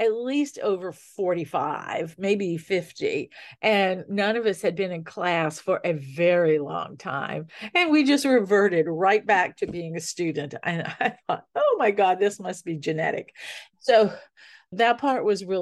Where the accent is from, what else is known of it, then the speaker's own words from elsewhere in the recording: New Orleans, Louisiana, United States; growing up in New Orleans